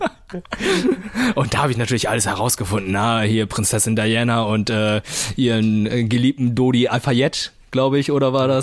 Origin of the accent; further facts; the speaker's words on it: Lüneburg, Lower Saxony, Germany; es gab ein äh, Fotogeschäft bei uns in Lüneburg